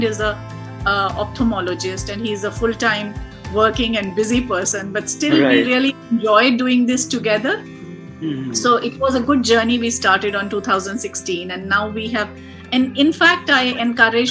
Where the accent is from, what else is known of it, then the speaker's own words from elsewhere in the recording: India; moved away; I come from India